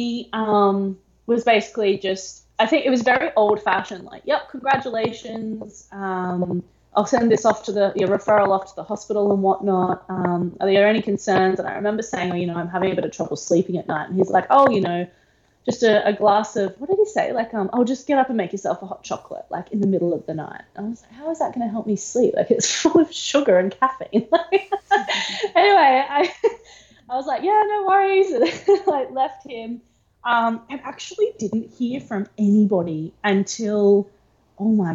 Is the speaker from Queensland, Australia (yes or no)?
yes; Gold Coast, Queensland, Australia; I grew up on the Gold Coast